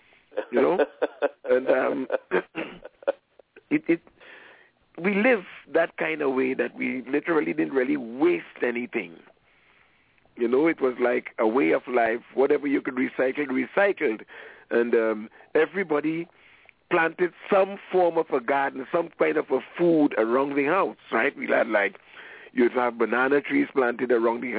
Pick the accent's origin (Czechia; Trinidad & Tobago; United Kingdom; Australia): Trinidad & Tobago; moved away; I'm from Trinidad and Tobago